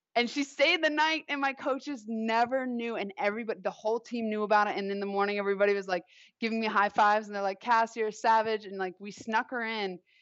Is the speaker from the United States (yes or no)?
yes; Long Island, New York, United States; I grew up on Long Island